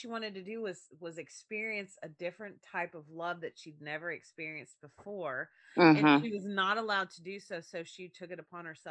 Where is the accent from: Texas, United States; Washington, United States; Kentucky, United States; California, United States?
Kentucky, United States; rural; there in my elementary, my sixth grade class, there were two pregnant girls. Okay. Rural Kentucky